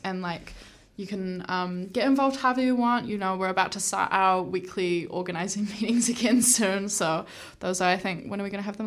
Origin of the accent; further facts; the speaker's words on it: Hamilton, Waikato, New Zealand; moved away as an adult; now in Wellington, New Zealand; I am born and raised in Hamilton